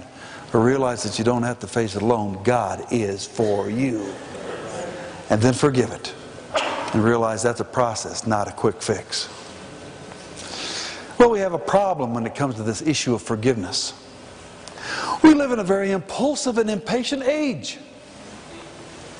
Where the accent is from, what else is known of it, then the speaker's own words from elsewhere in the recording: Pueblo, Colorado, United States; also born or lived in Denver; I was born in Denver, but from age 2 through 18 lived in Pueblo, just 45 miles south.